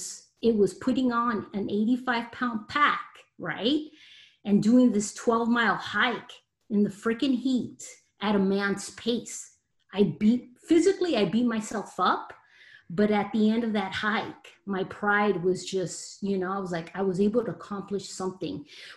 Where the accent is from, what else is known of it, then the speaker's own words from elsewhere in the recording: Los Angeles, California, United States; I am a Mexican American. I was born in Los Angeles, California, so I am a Latina